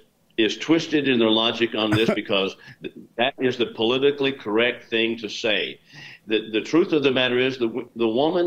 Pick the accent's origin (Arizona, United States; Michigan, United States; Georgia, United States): Arizona, United States; Chandler; I'm from Chandler, Arizona